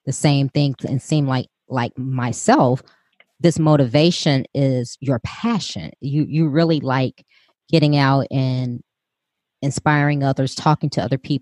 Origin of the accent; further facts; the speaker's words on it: Chicago, Illinois, United States; I'm from Chicago